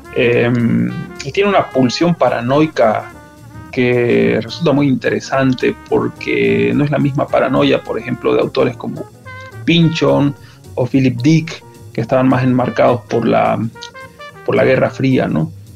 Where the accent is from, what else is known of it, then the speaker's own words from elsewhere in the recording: Santa Cruz de la Sierra, Santa Cruz, Bolivia; soy un escritor boliviano de Santa Cruz de la Sierra